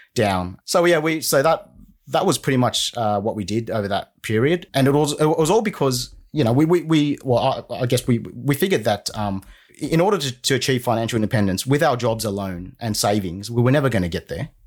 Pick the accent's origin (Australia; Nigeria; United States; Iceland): Australia; Sydney, New South Wales; also born or lived in Vietnam / United Kingdom; So I was born in Vietnam in 79. We came to Australia in about 86. We were refugees. And I pretty much grew up in Sydney